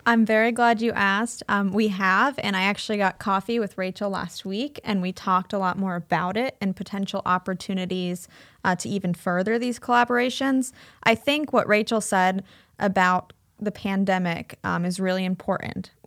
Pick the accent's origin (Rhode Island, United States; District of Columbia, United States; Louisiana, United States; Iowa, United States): Iowa, United States; Cedar Rapids; moved away as an adult; also born or lived in Bay Area, California / Chicago; I grew up in Cedar Rapids, um, but then I moved out to California